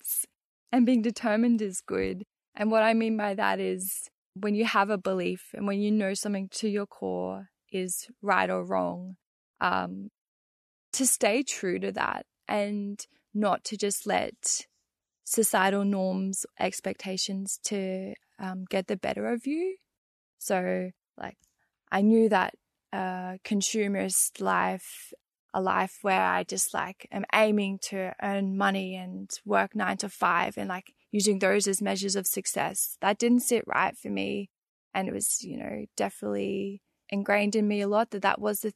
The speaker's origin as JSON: {"language": "English", "town": "Brisbane", "region": "Queensland", "country": "Australia", "tie": "born or raised there", "moved": "as an adult", "lives_now": "New South Wales, Australia", "said": "I grew up in Mianjin, Brisbane"}